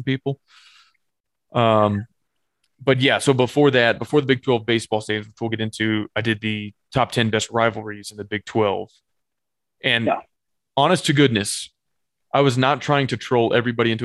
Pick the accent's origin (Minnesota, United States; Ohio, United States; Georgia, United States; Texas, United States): Texas, United States; Austin; moved away; I was born and raised in the People's Republic of Austin